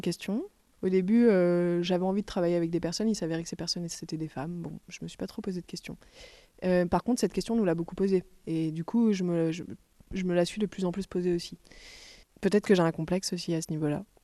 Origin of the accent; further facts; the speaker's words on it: Toulon, Provence-Alpes-Côte d'Azur, France; moved away as an adult; now in Marseille, France; J'y ai pas grandi, j'ai grandi à côté, à Toulon